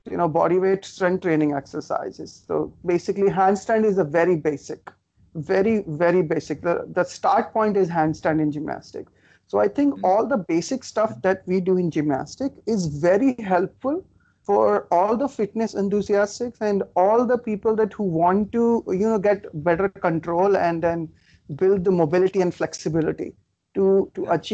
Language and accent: English; Faridabad, Haryana, India; when I was uh, uh, in in my hometown near Delhi in Faridabad